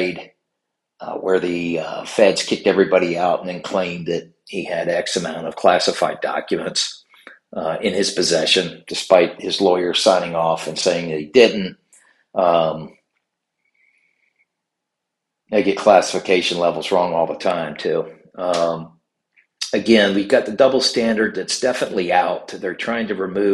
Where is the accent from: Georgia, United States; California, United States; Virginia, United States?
Virginia, United States; in Virginia, especially in my home state